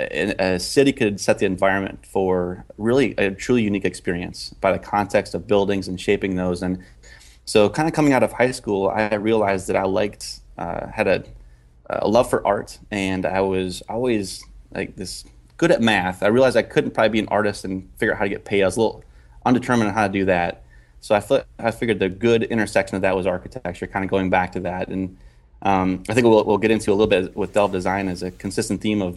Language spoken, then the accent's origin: English; Minnesota, United States; moved away; also born or lived in Indiana; I grew up in Minnesota. My dad was on the grain elevator management side, so I was always around farming and moved to Indiana